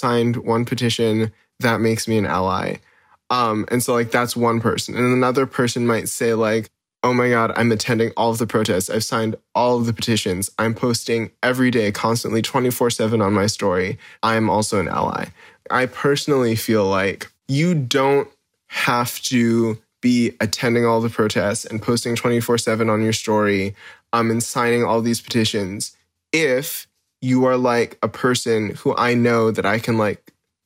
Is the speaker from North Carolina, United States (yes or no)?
no; Hawaii, United States; I grew up here in Hawaii